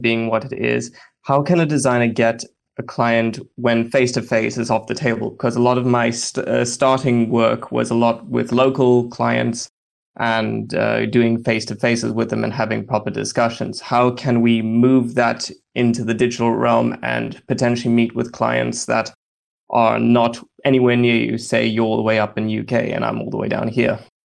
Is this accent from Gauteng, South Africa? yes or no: no; Durban, KwaZulu-Natal, South Africa; I'm from Sou-, S-, Durban, South Africa